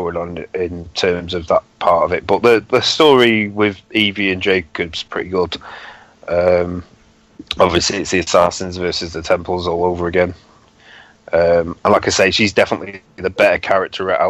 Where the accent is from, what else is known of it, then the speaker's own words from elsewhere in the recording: United Kingdom; I am British